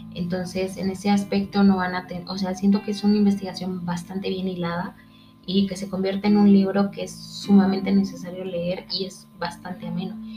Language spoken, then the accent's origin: Spanish; Mexico; nosotros como mexicanos